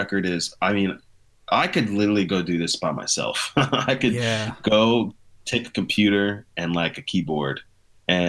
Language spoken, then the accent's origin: English; Missouri, United States; also born or lived in Nashville, Tennessee; now in Phoenix, United States; growing up in Missouri